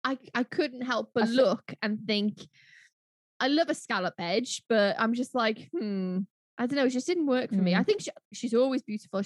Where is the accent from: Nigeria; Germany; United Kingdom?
United Kingdom; Welsh, Wales; I'm Welsh